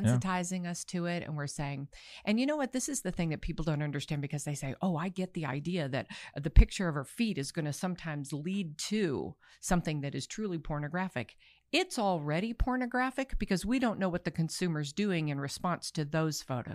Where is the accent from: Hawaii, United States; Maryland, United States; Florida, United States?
Maryland, United States; Baltimore; I'm from Baltimore